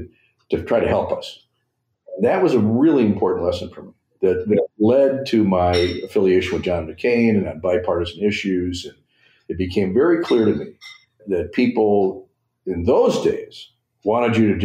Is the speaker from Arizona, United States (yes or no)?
no; Janesville, Wisconsin, United States; also born or lived in Middleton, Wisconsin; I grew up in Janesville and I live in Middleton with my family